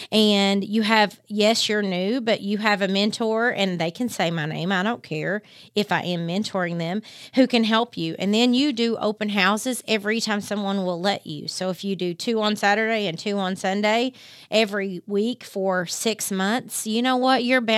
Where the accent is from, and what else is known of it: Harlan County, Kentucky, United States